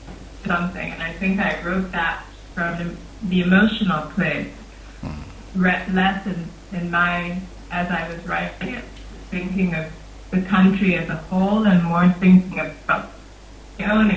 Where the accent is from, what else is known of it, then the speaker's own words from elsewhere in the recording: Egypt; I was born and raised in Egypt. I spent my whole life there.